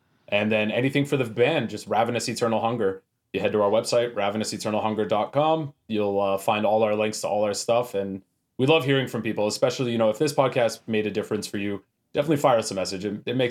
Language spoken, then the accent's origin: English; Edmonton, Alberta, Canada; now in Calgary, Canada; I'm hailing out of Calgary. I'm originally from Edmonton, so it creates a lot of confusion, but we're based out of Calgary.